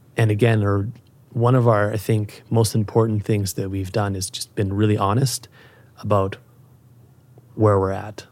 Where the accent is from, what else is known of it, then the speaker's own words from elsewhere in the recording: Calgary, Alberta, Canada; moved away as an adult; also born or lived in Europe; It's my hometown. It's where I grew up